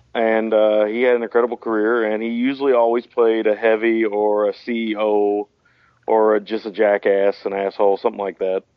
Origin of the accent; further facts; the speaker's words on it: United States; being an American